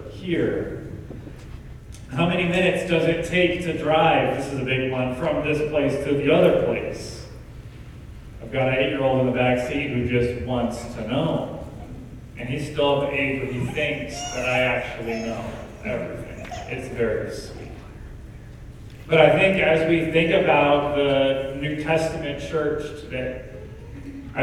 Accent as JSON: {"language": "English", "town": "Missoula", "region": "Montana", "country": "United States", "tie": "born or raised there", "said": "I grew up in Missoula, Montana"}